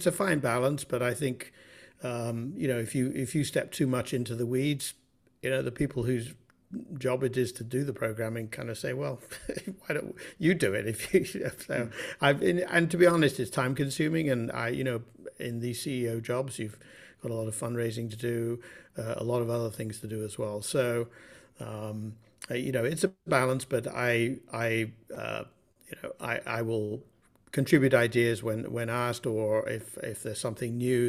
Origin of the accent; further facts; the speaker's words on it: Bath, South West England, United Kingdom; now in United States; I grew up in Bath in southern England, and music was always in the household.